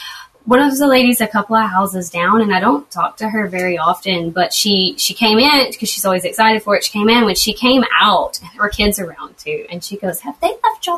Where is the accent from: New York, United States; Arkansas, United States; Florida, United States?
Arkansas, United States; It seems so conservative, and it's very small and fairly tight knit. Even we're kind of the newer people to it. I mean, we're from Arkansas, but we're newer to this area and don't know people as well.